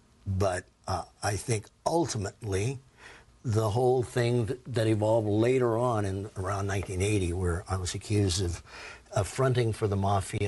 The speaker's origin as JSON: {"language": "English", "region": "Virginia", "country": "United States", "said": "I'm an Indian boy from Virginia."}